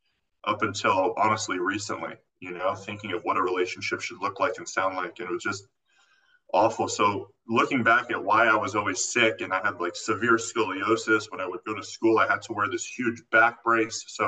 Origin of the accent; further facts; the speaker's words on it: Florida, United States; moved away; also born or lived in California; I actually grew up in Florida